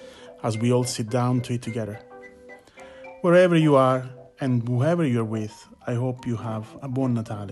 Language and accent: English; Sicily, Italy; This time of the year reminds me of my home in Sicily.